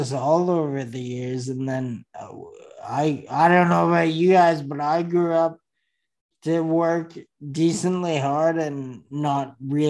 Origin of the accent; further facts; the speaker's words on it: Edmonton, Alberta, Canada; I lived in Riverbend, which is a story in itself, and you can't really hold it against me, but I went to high school at Vic